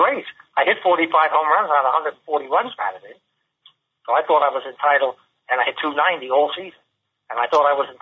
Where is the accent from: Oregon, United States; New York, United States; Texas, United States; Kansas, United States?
New York, United States; New York City; we're both from New York City, and I'm from the Bronx